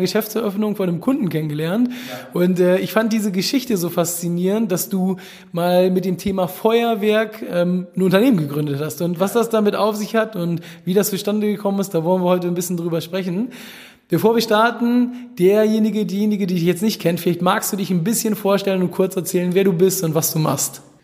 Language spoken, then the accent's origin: German; Hamburg, Germany; mit einem Hamburger, also aus meiner Heimatstadt